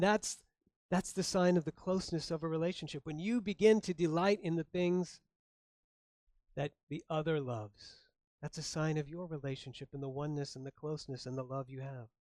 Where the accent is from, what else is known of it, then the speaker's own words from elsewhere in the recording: Florida, United States; moved away; also born or lived in Chicago, Illinois; I grew up in Florida, born in Chicago